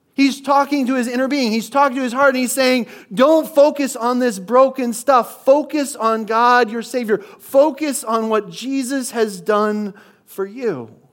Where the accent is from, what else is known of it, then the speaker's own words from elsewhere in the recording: Midwest, United States; moved away; I grew up in the Midwest where nothing was open on Sundays